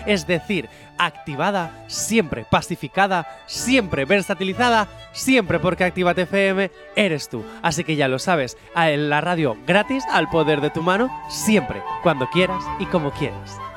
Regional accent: Canary Islands, Spain; Y que somos canarios.

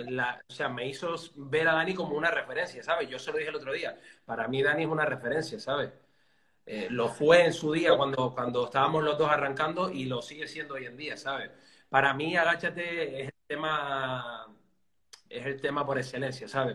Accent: Telde, Canary Islands, Spain; soy de Telde, de, un, bueno, es un, eh, o sea, un barrio concretamente, Los Caserones Altos, pero una ciudad de, Gran Canaria

